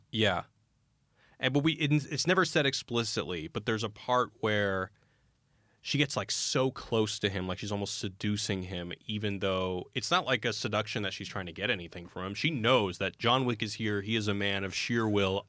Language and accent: English; Texas, United States; now in Los Angeles, United States; growing up in Texas